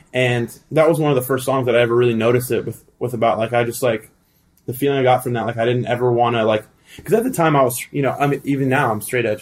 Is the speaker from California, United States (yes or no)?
yes; El Segundo, California, United States; also born or lived in Thousand Oaks, California / South Bay, California; I was born in the South Bay